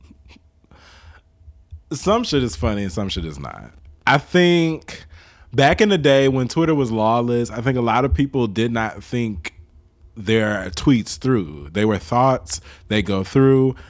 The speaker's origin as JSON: {"language": "English", "town": "Chicago", "region": "Illinois", "country": "United States", "tie": "born or raised there", "said": "I grew up in Chicago"}